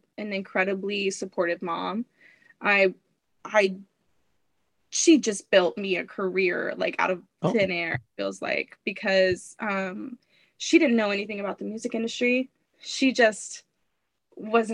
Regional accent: Fort Worth, Texas, United States; I was born and raised in Fort Worth

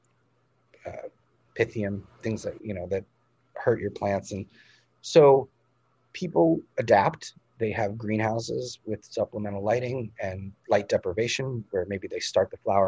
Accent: Massachusetts, United States; moved away; Massachusetts, my home state where I grew up

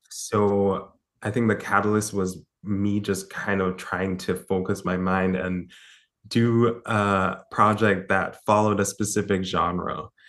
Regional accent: Jamaica; I grew up in Jamaica

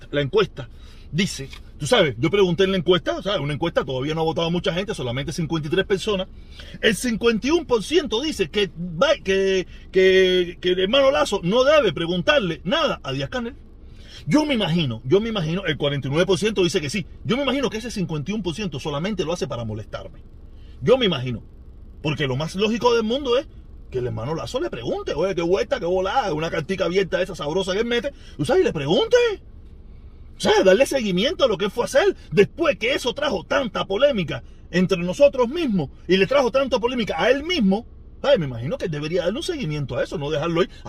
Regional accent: Cuba; now in United States; Yo hace, yo hace mucho tiempo me fui de Cuba, yo dije, mi lucha es en la Yuma

